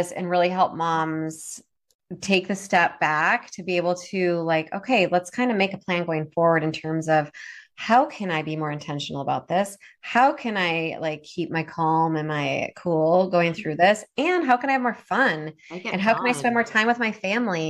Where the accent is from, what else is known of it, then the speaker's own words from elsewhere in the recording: Minnesota, United States; now in Oregon, United States; I'm originally from Minnesota.